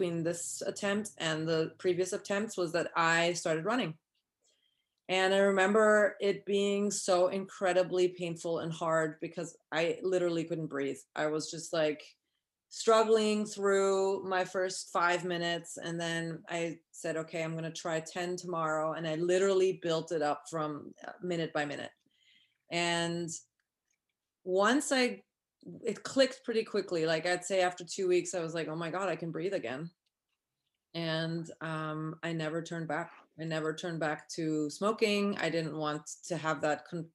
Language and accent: English; Vienna, Austria; moved away as an adult; also born or lived in New York City, United States; now in Petaluma, United States; I grew up in Europe, actually in Vienna, and moved to New York City in 2002